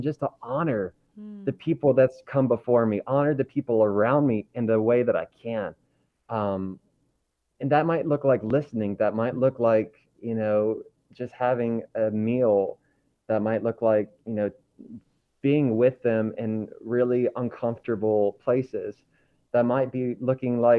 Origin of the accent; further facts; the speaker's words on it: Kentucky, United States; moved away as an adult; also born or lived in Florida; I was born and raised in Kentucky. So I actually grew up on a small farm next to a lot of cows and not that many people